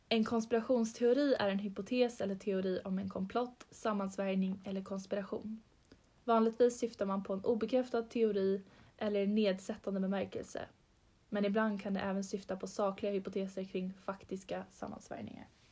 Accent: Stockholm, Stockholm County, Sweden; vi är två tjejer från Stockholm

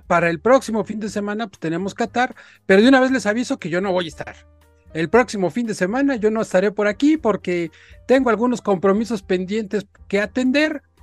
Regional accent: Mexico; nuestro país

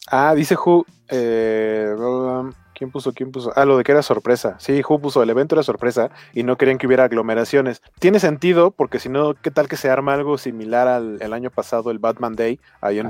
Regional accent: Mexico City, Mexico; tanto Beto como yo somos eh, hermanos de la República de Iztapalapa

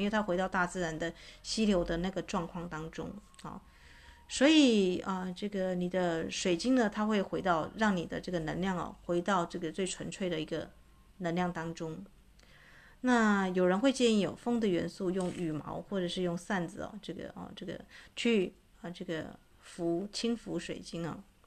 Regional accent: Taitung, Taitung County, Taiwan; moved away; 这次我回去台东啊，啊，这个我的老家

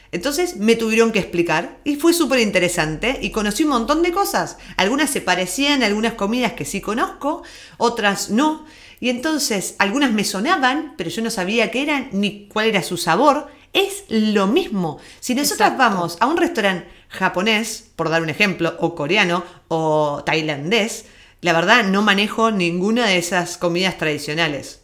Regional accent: Argentina; moved away; nuestro acento, de que venimos de Argentina

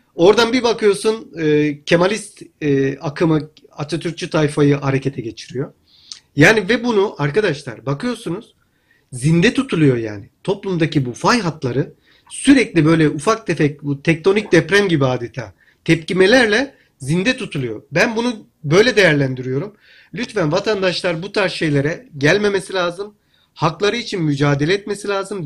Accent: Hatay, Turkey; Ben Hataylıyım

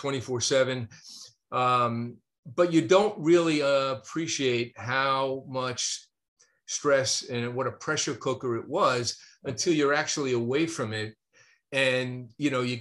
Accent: New York, United States; accent: northern; now in North Carolina, United States; I'm a New York kid. You know, I grew up, watching baseball and football and basketball and going to Yankee Stadium

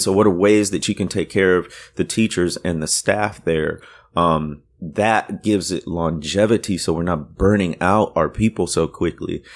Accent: Waukegan, Illinois, United States; moved away; also born or lived in Deep South; my town where I grew up, nobody knows it or hear, has heard of it, but it's where, um, uh, the, the author Ray Bradbury came from

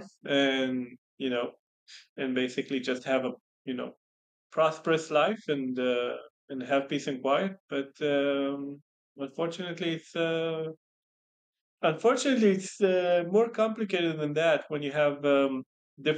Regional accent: Israel; I don't say that I'm Israeli

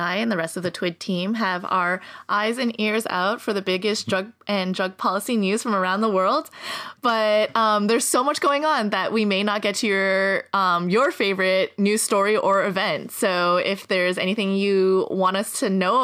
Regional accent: Montreal, Quebec, Canada; now in United States; in my hometown of Montreal, Canada

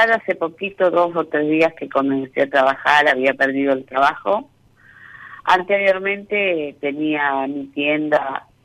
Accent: Buenos Aires, Argentina; now in Concordia, Argentina; Eh, soy de Buenos Aires, pero hace 15 años que vivo acá en Entre Ríos, en Concordia.

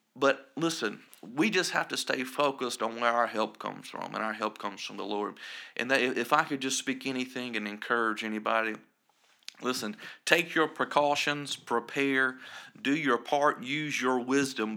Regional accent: Scranton, South Carolina, United States; I'm from Scranton, South Carolina, and, uh, we have a total of about eight hundred people there.

